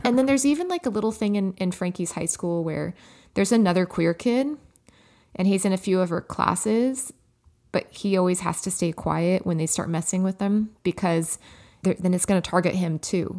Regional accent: Los Angeles, California, United States; my hometown

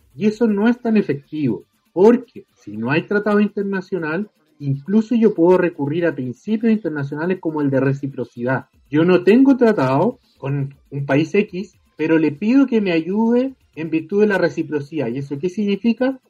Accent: Chile; yo soy abogado, soy de Chile y trabajo actualmente en el Ministerio Público

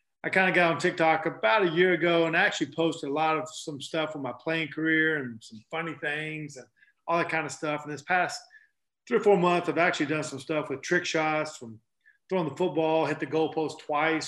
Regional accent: North Carolina, United States; moved away as an adult; I grew up in North Carolina playing basketball all my life

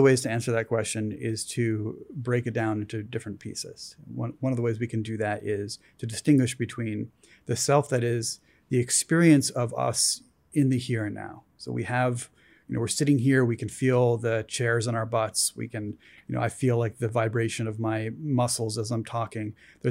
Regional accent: East Coast, United States; I'm scientist guy. I grew up on the East Coast. I came out here

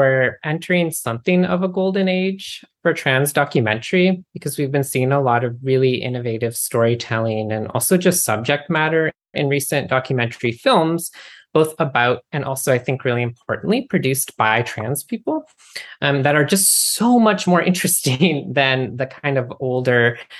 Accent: Pacific Northwest, United States; Personally, he really reminded me of all the skater boys I used to crush on in high school because I grew up in the Pacific Northwest.

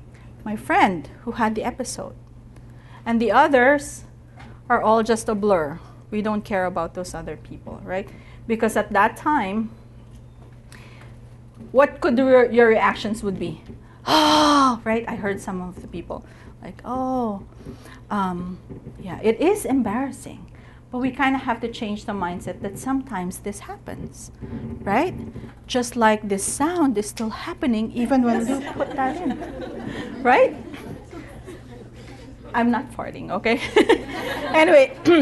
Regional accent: United States; nobody knows us because we're from America

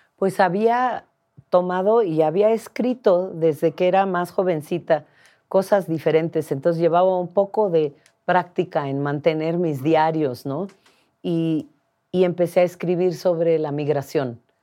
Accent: Mixteca region, Oaxaca, Mexico; also born or lived in United States; me regresé a, a unas montañas de la región mixteca, donde yo crecí

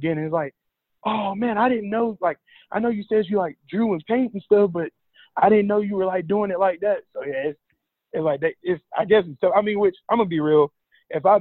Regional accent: Rock Hill, South Carolina, United States; We're both from Rock Hill. Mm. Been playing against him since a kid. Played against him in high school on ESPN

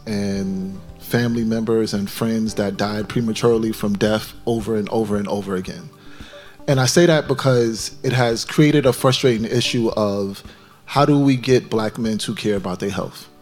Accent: New York City, New York, United States; I'm from Brownsville, Brooklyn, New York, which has the most New York City projects per square foot in the entire United States. I have friends that were killed as I was growing up.

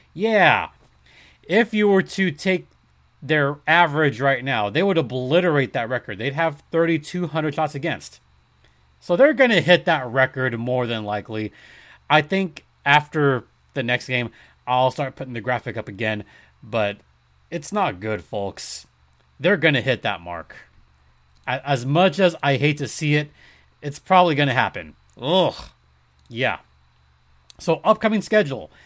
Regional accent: United States; Me being an American citizen

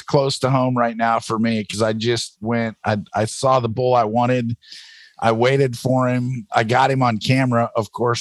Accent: Cottage Grove, Oregon, United States; I was born just south of there in Cottage Grove

